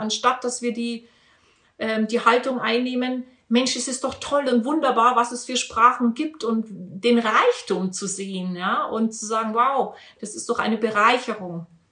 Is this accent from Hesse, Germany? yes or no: no; Regensburg, Bavaria, Germany; Ich bin ja in Bayern groß geworden, auch wenn man das jetzt nicht hört.